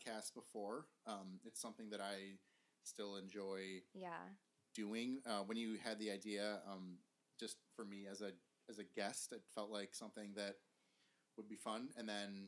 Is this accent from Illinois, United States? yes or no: yes; Arlington Heights, Illinois, United States; also born or lived in West Loop, Chicago; I grew up in the northwest suburbs, Arlington Heights.